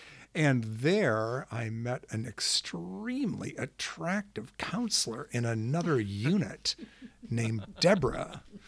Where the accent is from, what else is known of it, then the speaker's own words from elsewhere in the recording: Grosse Pointe, Michigan, United States; I grew up in Grosse Pointe, Michigan, which is a pretty nice place.